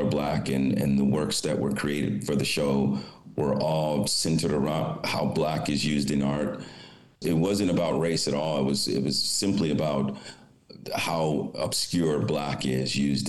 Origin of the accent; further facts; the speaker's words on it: Detroit, Michigan, United States; moved away as an adult; also born or lived in New York City / Rome, Italy; I grew up in Detroit, Michigan